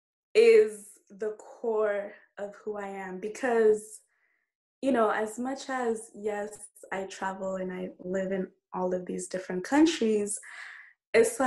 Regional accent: Kenya; moved away; when I go back home, I feel like I'm not Kenyan enough

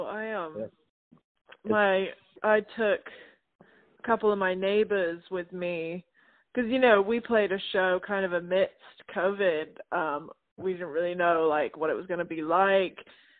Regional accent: South West England, United Kingdom; now in Nashville, United States; But I grew up in Gloucestershire, England, which is probably the word that you can't pronounce.

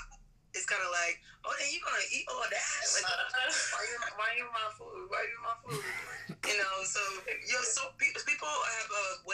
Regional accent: United States; I'm African American

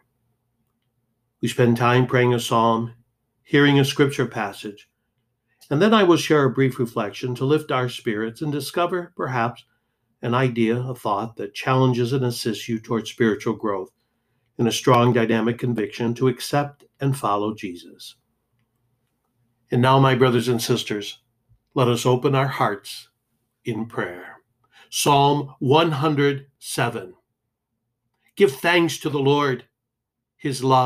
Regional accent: Detroit, Michigan, United States; As a kid growing up in Detroit

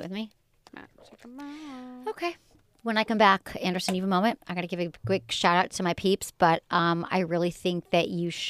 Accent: Australia; And I'm from Australia.

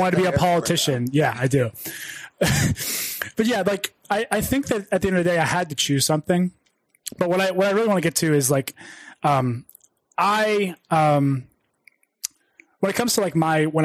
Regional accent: United States; also born or lived in Ohio / Pittsburgh, Pennsylvania; born and raised in Ohio and Pittsburgh

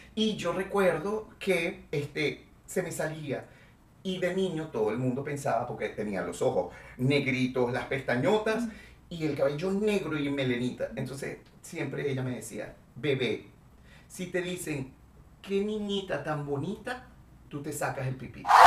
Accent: Venezuela; moved away as an adult; also born or lived in Mexico City, Mexico; estoy en mi país

